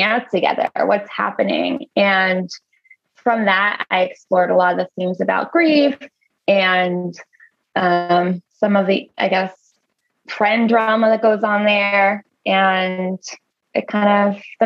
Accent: Long Island, New York, United States; I grew up on Long Island

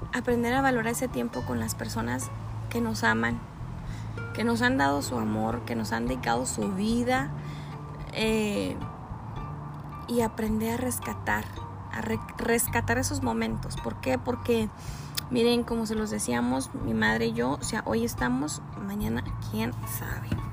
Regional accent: Ciudad Juárez, Chihuahua, Mexico; somos este, de Ciudad Juárez, Chihuahua

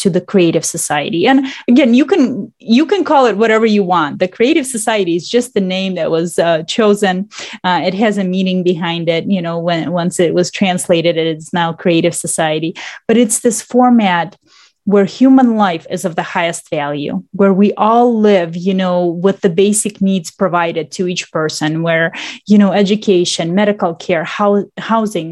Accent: Russia; also born or lived in Michigan, United States; now in Detroit, United States; I was born in Russia, and then I moved here, and I've been living actually in Michigan ever since I moved to the United States.

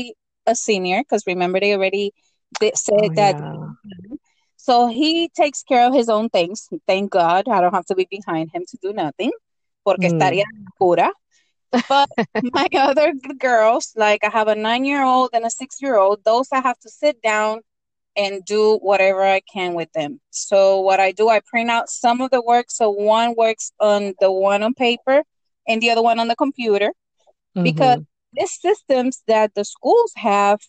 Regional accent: Puerto Rico; also born or lived in Texas; now in Houston, United States; from Puerto Rico and also baker and owner of Shanice's Cakes and Sweets. I live in Houston

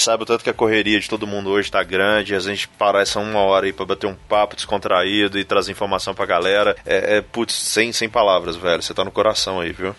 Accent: Belo Horizonte, Minas Gerais, Brazil; aqui na minha terra natal

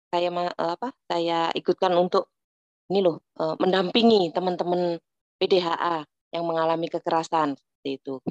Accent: Java, Indonesia; karena kebetulan saya orang Jawa

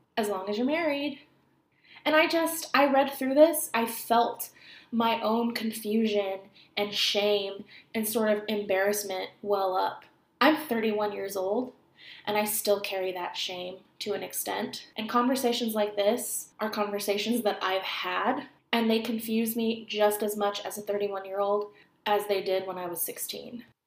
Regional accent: California, United States; Growing up in California, in a place where it doesn't snow regularly

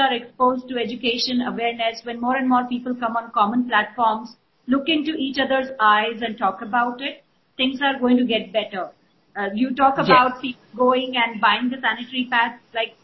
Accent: Rajasthan, India; I started with a bunch of women in Rajasthan, where that's my hometown.

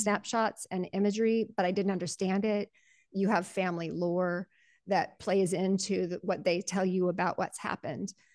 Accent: Colorado, United States; also born or lived in Panama Canal Zone; I'm also a Colorado farm girl, and I was born in the Panama Canal Zone

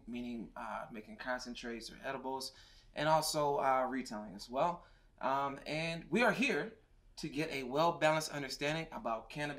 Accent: Michigan, United States; we're from Michigan

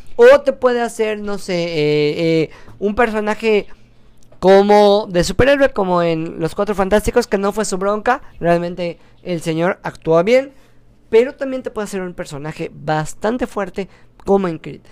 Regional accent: Yucatán, Mexico; soy yucateco

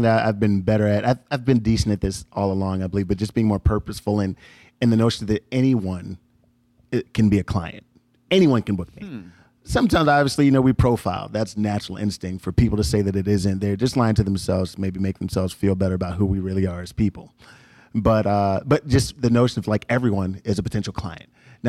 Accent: Chicago, Illinois, United States; now in Texas, United States; when I moved from Chicago to Texas, Southwest Texas. We did a road trip and he said, why are you leaving? Why do you want to go? And have me write an effort list. So every time I thought about coming back home

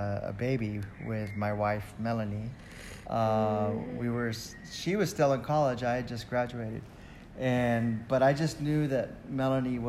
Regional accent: San Antonio, Texas, United States; moved away; also born or lived in Aurora, Colorado / Jakarta; I grew up in San Antonio, Texas

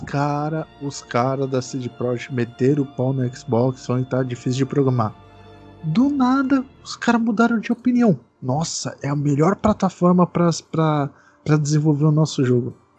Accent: Brazil; Sou brasileiro

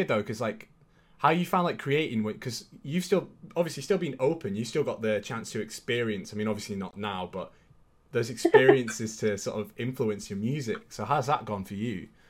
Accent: Brisbane, Queensland, Australia; also born or lived in England; now in United Kingdom; I'm originally from Brisbane

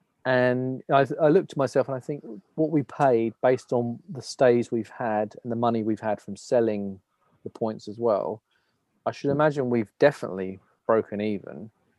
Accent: England, United Kingdom; As an English person

